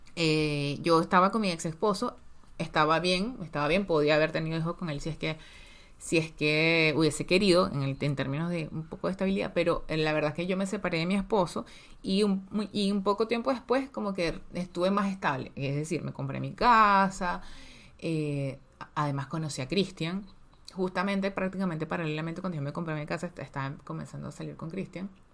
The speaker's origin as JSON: {"language": "Spanish", "town": "Petare", "region": "Miranda", "country": "Venezuela", "tie": "born or raised there", "said": "nacimos en Petare, o sea, en la, en la zona más pobre, casi que de Venezuela"}